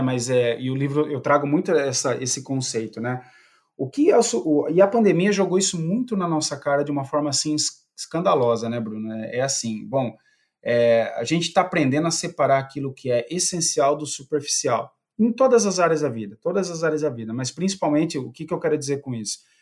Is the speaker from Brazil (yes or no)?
yes; Piracicaba, São Paulo, Brazil; accent: interior of São Paulo; eu fui guarda-mirim, né, aqui na, na, na, cidade de Piracicaba, já deve perceber que o sotaque aqui, eu sou bem do interior de São Paulo mesmo